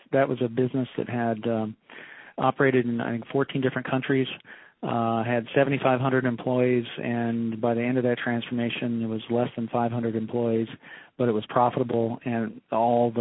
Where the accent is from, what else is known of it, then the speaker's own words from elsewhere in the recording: outside Silicon Valley, California, United States; I grew up outside the Silicon Valley